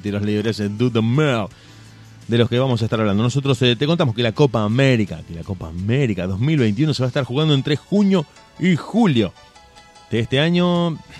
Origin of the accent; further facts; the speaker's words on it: Argentina; somos argentines